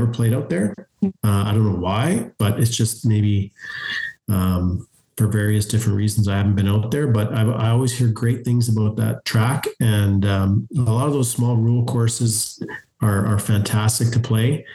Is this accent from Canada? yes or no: yes; Canada